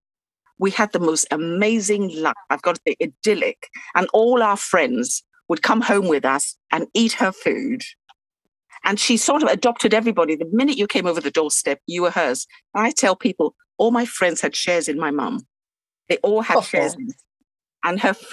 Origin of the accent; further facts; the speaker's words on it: Takoradi, Western Region, Ghana; now in England; I grew up in Ghana in a place called Takoradi, right along the beautiful Atlantic coast